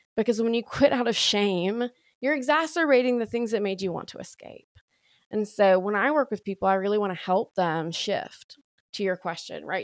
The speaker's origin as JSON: {"language": "English", "region": "Alabama", "country": "United States", "tie": "born or raised there", "also_born_or_lived": "Austin, Texas / Waco, Texas / Dallas, Texas / Oklahoma", "accent": "deepest deep of the South", "moved": "as an adult", "said": "I'm from Alabama, born and raised there"}